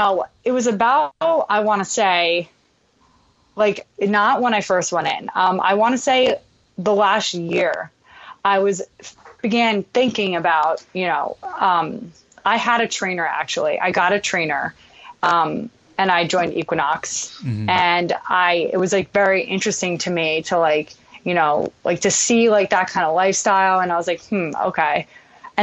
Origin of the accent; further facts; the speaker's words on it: New York, United States; I'm from New York